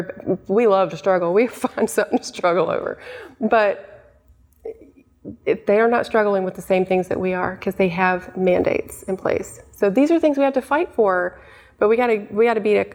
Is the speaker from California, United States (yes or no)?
no; Knoxville, Tennessee, United States; I'm from Knoxville